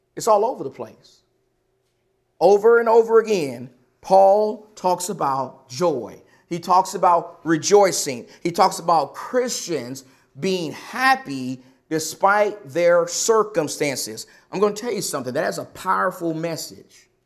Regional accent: Texas, United States; now in Arizona, United States; I come from Texas

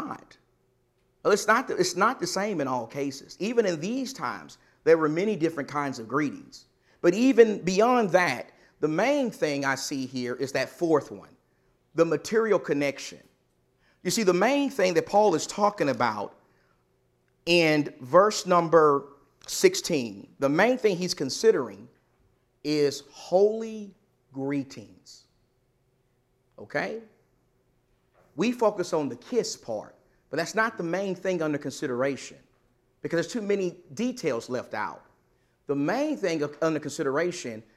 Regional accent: the South, United States; I'm from the South

